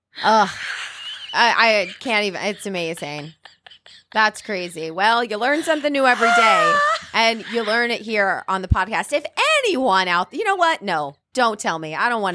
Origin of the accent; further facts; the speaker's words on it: the South, United States; accent: Southern; I mean, it comes out every once in a while, just like my Southern accent.